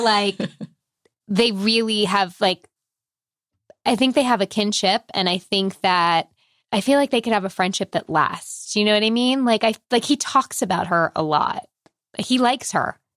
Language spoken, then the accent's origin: English; Long Island, New York, United States; I grew up on Long Island